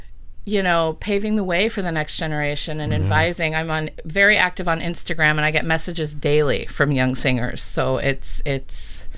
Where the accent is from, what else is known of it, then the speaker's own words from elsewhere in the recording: Adrian, Michigan, United States; I did grow up in Adrian, and I love my hometown so much. They're just, it's a town full of artists.